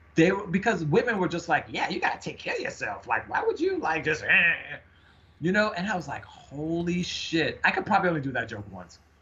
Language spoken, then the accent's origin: English; New York, United States; now in Seattle, United States; we're both from from New York